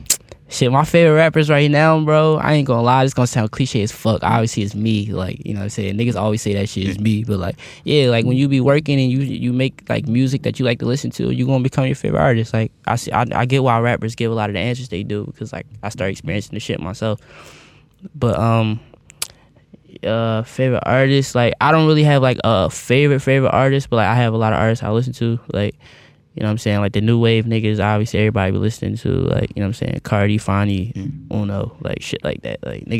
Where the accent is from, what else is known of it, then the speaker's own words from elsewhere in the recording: East Coast, United States; Like, I'm from the East Coast, but like, I grew up on the internet. Like, I'm not like a traditional East Coast kid.